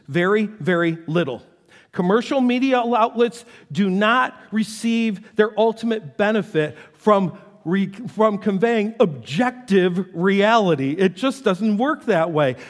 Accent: North Tonawanda, New York, United States; I grew up in North Tonawanda, New York, and it was right on the Niagara River

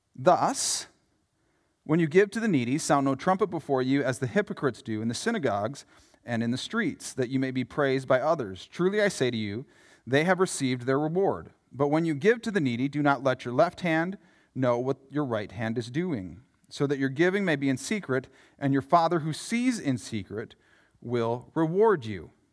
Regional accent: Yankton, South Dakota, United States; I grew up in Yankton, South Dakota, home of the Bucks and the Gazelles

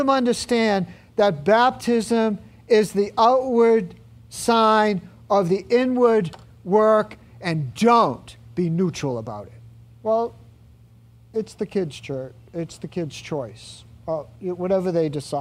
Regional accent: Medford, United States; I was born in Medford and not San Diego

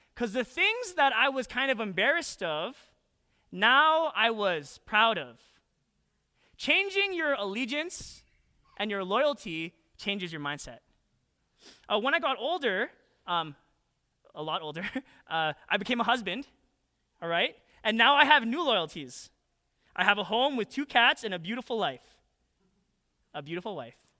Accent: Calgary, Alberta, Canada; moved away as an adult; now in United States; when I was a kid, I didn't even, like, really think too much about be, being Canadian. I hailed from twenty-three West Point Cor, Southwest, Calgary, Alberta.

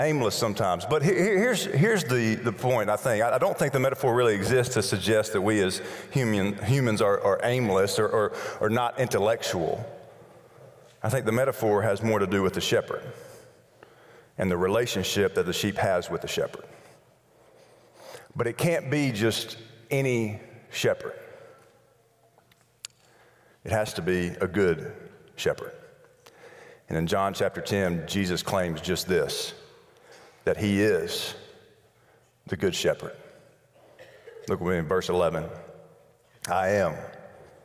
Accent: Birmingham, Alabama, United States; Birmingham, Alabama

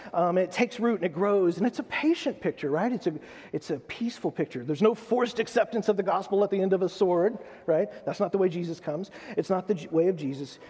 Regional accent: United States; I'm American

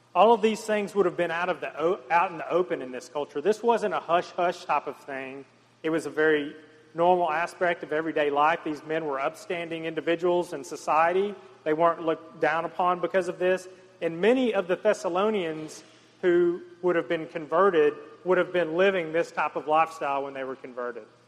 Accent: the South, United States; growing up in the South and the Bible Belt

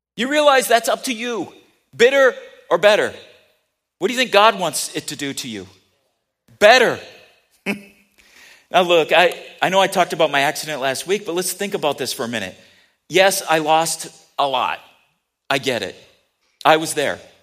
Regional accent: United States; I'm very happy to be an American. I'm proud to be an American.

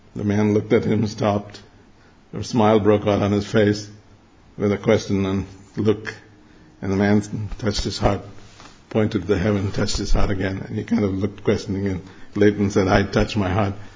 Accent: Mumbai, Maharashtra, India; moved away; I grew up in Bombay. It used to be called Bombay, now it's called Mumbai.

